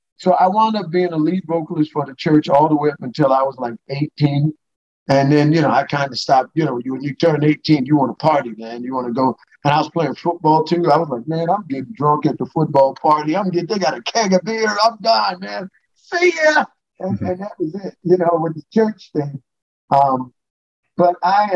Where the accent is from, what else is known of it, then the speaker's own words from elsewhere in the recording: New York City, New York, United States; moved away; I grew up in the Church of God in Christ in Brooklyn, New York